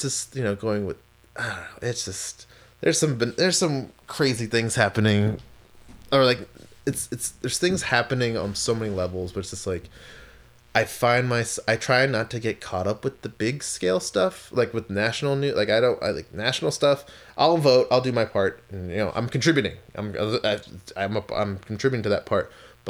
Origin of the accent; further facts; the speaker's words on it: Maryland, United States; also born or lived in California; because when I lived in California, people always thought I was either from like San Francisco or San Diego. I'm like, no, I'm from Maryland.